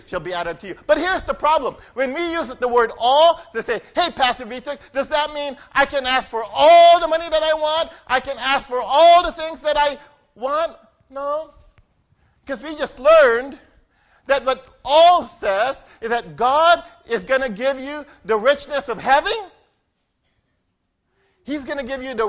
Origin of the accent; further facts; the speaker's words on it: Philippines; I'm a Filipino